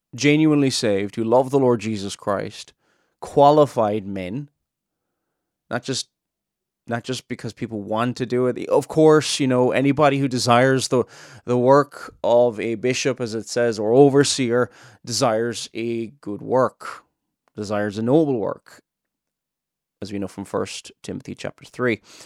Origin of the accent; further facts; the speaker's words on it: Cork, Munster, Ireland; now in Northern Ireland, United Kingdom; I'm not originally from Northern Ireland. I'm from Cork in the south.